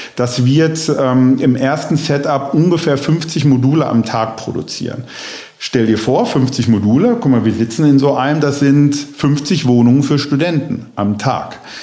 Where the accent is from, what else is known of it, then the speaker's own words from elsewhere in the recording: Bochum, North Rhine-Westphalia, Germany; obwohl es meine Heimatstadt ist